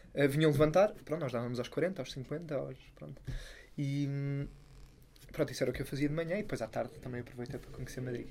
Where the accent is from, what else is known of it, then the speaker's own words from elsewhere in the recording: Sintra, Lisbon, Portugal; lá em Sintra, de onde eu sou